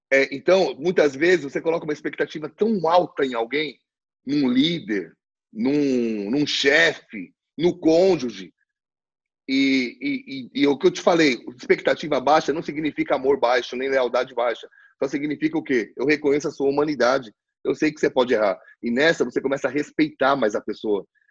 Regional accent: Brazil; nós, como brasileiros

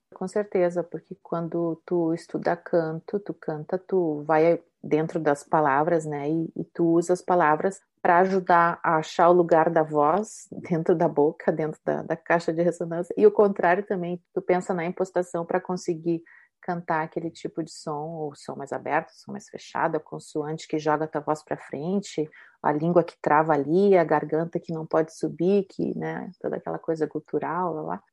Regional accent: Brazil; moved away as an adult; now in Italy; Quando eu saí do Brasil para estudar aqui na Itália, que eu vim para estudar o canto lírico

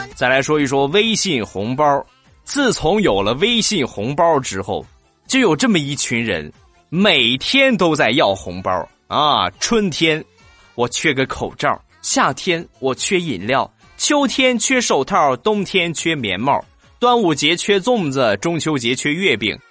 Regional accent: Rizhao, Shandong, China; 我的家乡日照

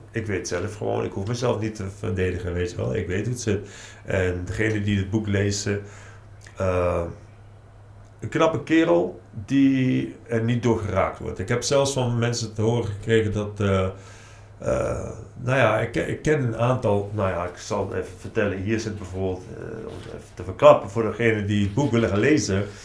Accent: Nijmegen, Gelderland, Netherlands; Ik kom zelf uit Nijmegen

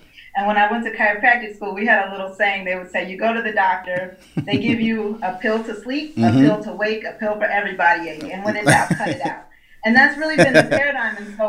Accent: Buffalo, New York, United States; moved away as an adult; now in Atlanta, United States; of Better Health Solutions. Little background, I'm originally from Buffalo, New York, came down here to Atlanta.

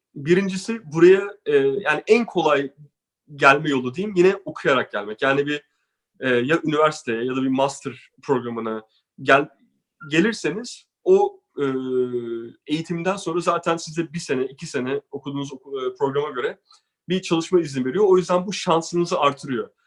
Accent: Turkey; moved away; biz Türkler olarak

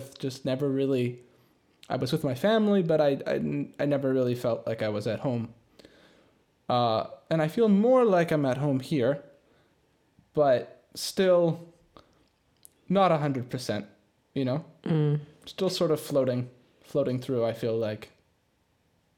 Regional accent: Canada; also born or lived in Tampere, Finland; now in Finland; I come from Canada

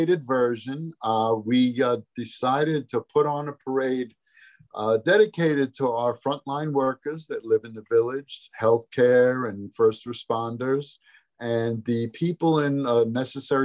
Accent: Ridgefield Park, New Jersey, United States; I grew up in town. I grew up in Ridgefield Park.

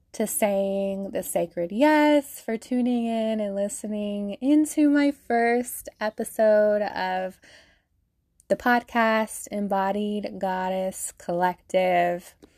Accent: Salt Lake City, Utah, United States; I'm from Salt Lake City, Utah, born and raised. I've been here my whole life

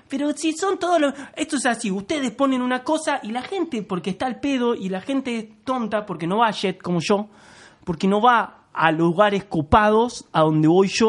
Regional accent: Canning, Buenos Aires Province, Argentina; also born or lived in Banfield; O sea, todo mal, pero yo viví nada. Cuatro años en Banfield. Yo soy de Canning. Soy el cheto de Canning en todo caso.

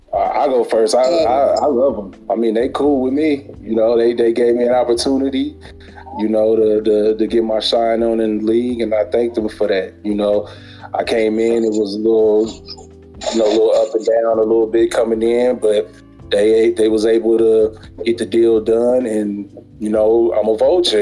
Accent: Memphis, Tennessee, United States; now in Sacramento, United States; I'm originally from Memphis, Tennessee, but right now I reside in Sacramento

